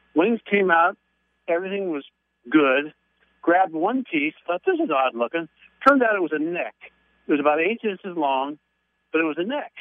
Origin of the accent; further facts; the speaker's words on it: Baltimore, Maryland, United States; moved away; I, I, uh, lived in Baltimore. That's my hometown.